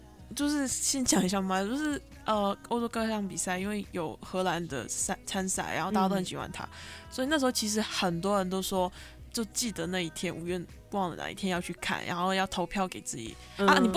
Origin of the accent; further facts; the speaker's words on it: Macau; moved away as an adult; also born or lived in Netherlands; now in Taiwan; 我是在澳门出生长大的，然后入大学的时候入籍台湾，所以你可以当我是一个台湾人。嗯，然后在呃大学的时候在台湾。